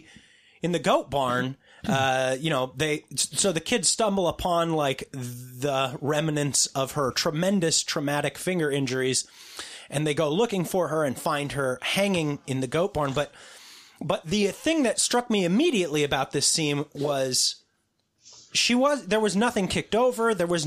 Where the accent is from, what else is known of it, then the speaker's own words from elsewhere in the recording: West Coast, United States; See, we're from the West Coast.